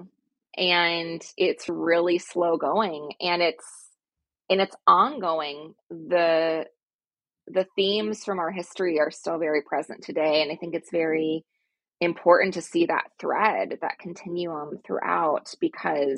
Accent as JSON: {"language": "English", "country": "United States", "tie": "born or raised there", "said": "growing up in American school systems"}